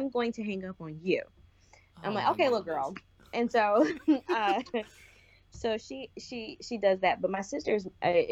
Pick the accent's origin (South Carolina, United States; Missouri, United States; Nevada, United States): South Carolina, United States; also born or lived in Michigan; I was born in Michigan. We moved to South Carolina when I was turning 8